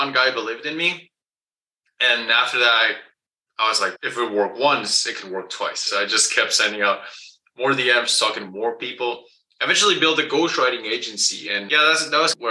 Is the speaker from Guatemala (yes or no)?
yes; Guatemala; English is a second language; I was born and raised in Guatemala. That's below Mexico. So English is my second language